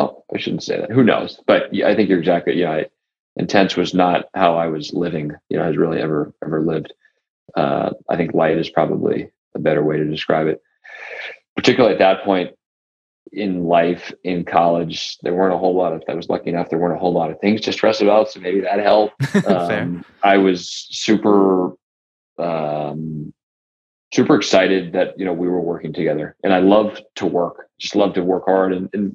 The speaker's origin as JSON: {"language": "English", "town": "Foxborough", "region": "Massachusetts", "country": "United States", "tie": "born or raised there", "said": "I was so lucky as a young person growing up around Tom Brady. When I mean around Tom Brady, I mean, you know, in New England, in Foxborough, as a Patriots fan"}